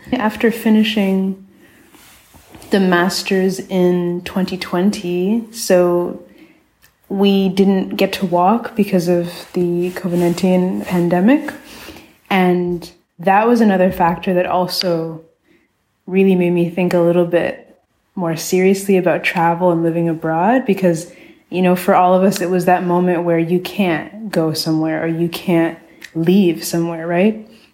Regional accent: South Orange, New Jersey, United States; moved away as an adult; also born or lived in Rochester, New York; now in Berlin, Germany; I was mostly raised in South Orange, New Jersey

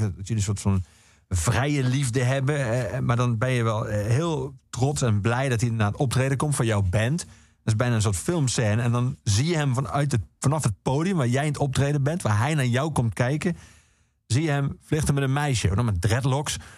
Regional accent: Netherlands; wij Nederlanders

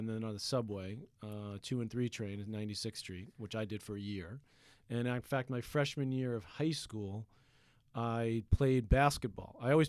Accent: Queens, New York, United States; We grew up in Queens, you know, which was sort of the end of Queens, but it was really more like a Long Island kind of suburban little town.

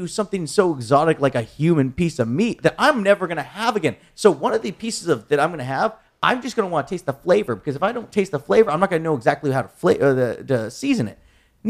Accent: Deep South, United States; I'm from the deep south.

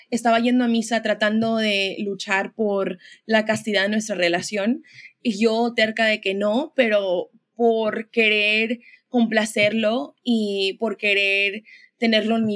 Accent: Mexico; como muchos mexicanos, eh, yo crecí como en, el movimiento carismático, ¿no?

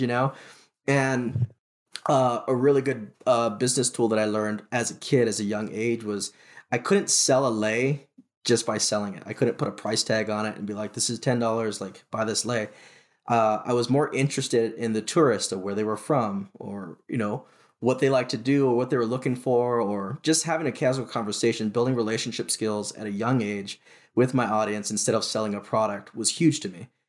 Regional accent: Honolulu, Hawaii, United States; I was born and raised in Honolulu, Hawaii

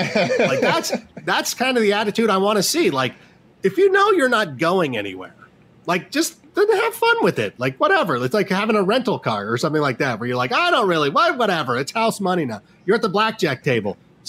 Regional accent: Chicago, Illinois, United States; I'm kidding, Wisconsin. I'm from Chicago. Let me have that joke.

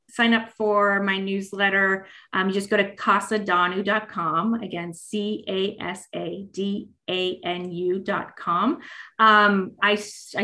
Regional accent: Los Angeles, California, United States; moved away; I'm from Los Angeles originally

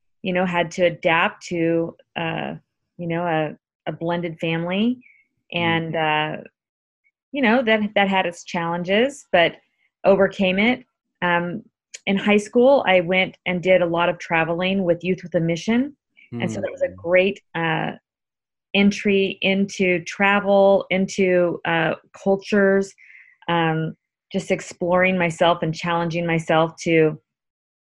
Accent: Visalia, California, United States; most of my childhood, I grew up in a small town in Central California, a total ag community right at the base of the Sequoia National Park in Visalia, California

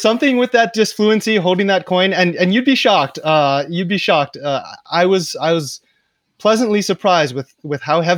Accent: Hawaii, United States; now in Nairobi, Kenya; I'm from Hawaii

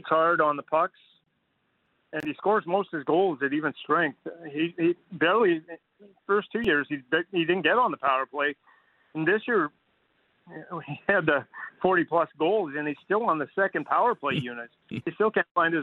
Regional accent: Fernie, British Columbia, Canada; moved away; I grew up in Fernie, British Columbia, just across the border

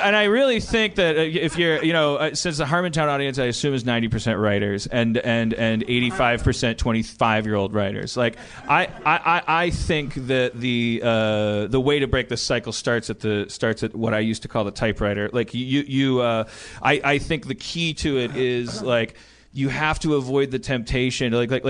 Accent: New Jersey, United States; take advantage of the fact that I'm from Jersey, or that I know what a Southern person sounds like

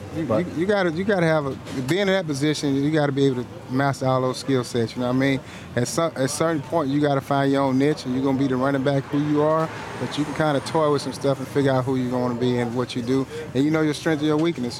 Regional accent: Galveston, Texas, United States; in Galveston, my hometown, where I'm originally from

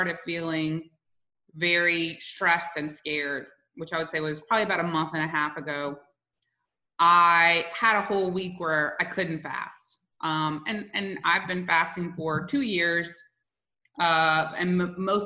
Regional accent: South Louisiana, United States; moved away; I'm originally from South Louisiana

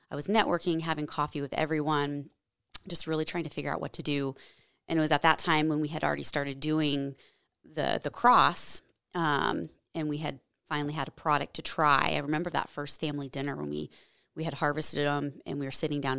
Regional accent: Washington, United States; also born or lived in Germany; So I'm from the Washington State area. I guess it, I claim it as home. Um, my dad was Air Force, so we moved around, lived overseas for a few years in Germany uh, when I was, was when I was younger.

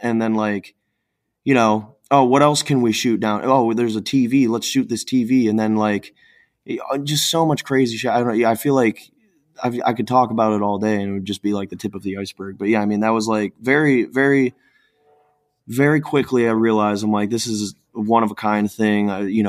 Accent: Cleveland, Ohio, United States; So like growing up in Cleveland, I definitely came into things a bit more on, you know, the more hardcore end of things.

